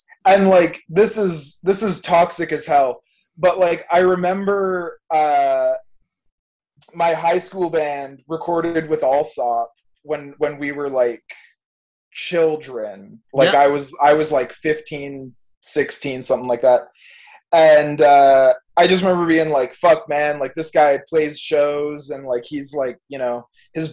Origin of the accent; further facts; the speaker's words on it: Fort Erie, Ontario, Canada; also born or lived in Niagara-on-the-Lake; I grew up in Fort Erie, like, that's where my parents are at, or, like, Crystal Beach or Ridgeway